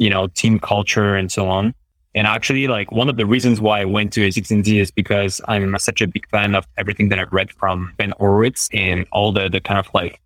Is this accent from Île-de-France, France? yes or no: yes; Paris, Île-de-France, France; I'm French, right? But I'm from Paris. And I'm from like a specific district within, you know, within Paris, the 18th district